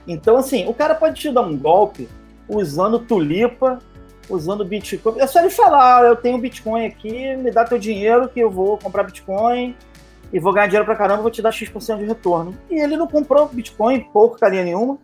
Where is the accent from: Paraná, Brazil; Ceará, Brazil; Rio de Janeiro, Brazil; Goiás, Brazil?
Rio de Janeiro, Brazil; Baixada Fluminense; eu sou carioca, eu sou carioca da Baixada Fluminense